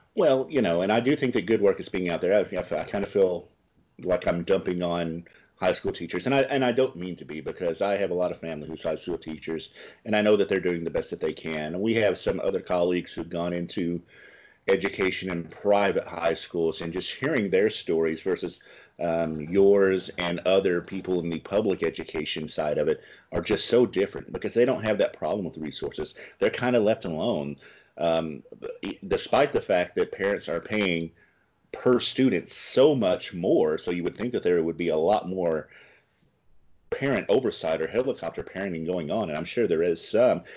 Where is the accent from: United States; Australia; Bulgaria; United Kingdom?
United States; the South; moved away as an adult; also born or lived in California; now in Milwaukee, United States; I come from the South